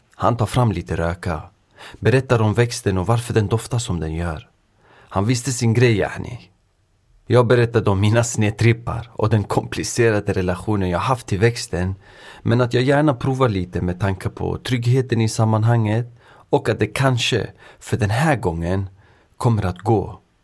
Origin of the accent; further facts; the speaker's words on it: Sweden; also born or lived in Örebro; jag själv är född och uppvuxen i Sverige men har föräldrar från östra Kurdistan, idag västra Iran